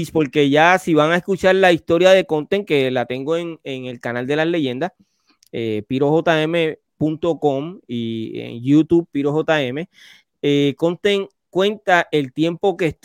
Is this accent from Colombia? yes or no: yes; Medellín, Antioquia, Colombia; yo soy paisa. Yo soy de Medellín.